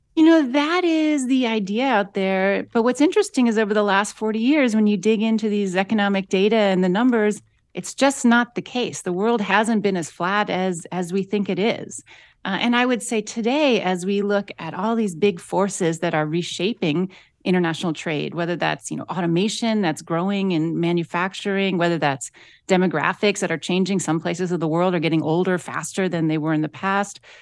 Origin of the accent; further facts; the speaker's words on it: Akron, Ohio, United States; I grew up in Akron, Ohio